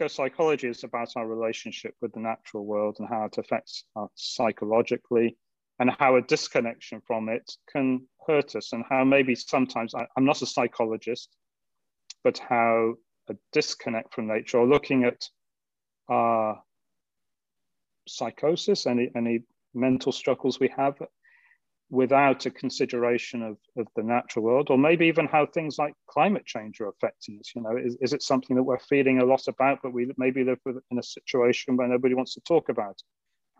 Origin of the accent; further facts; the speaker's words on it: England, United Kingdom; moved away as an adult; now in Maui, United States; I'm from England